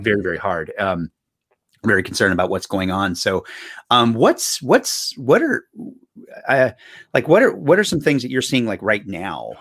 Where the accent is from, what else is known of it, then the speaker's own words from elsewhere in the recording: North Carolina, United States; now in Boston, United States; I'm from North Carolina originally